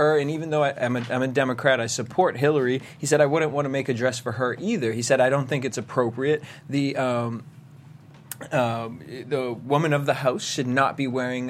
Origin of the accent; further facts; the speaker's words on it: London, United Kingdom; That's what he said. I'm from London. She was meeting the Queen.